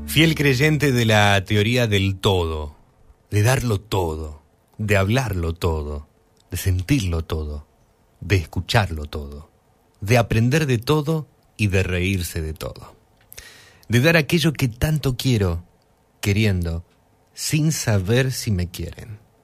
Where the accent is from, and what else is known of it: Argentina